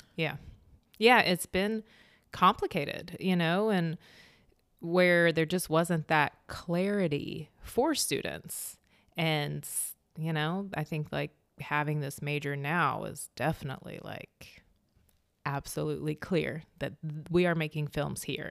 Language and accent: English; Meadow Bridge, West Virginia, United States; moved away as an adult; also born or lived in California; that kinda upbringing in small town West Virginia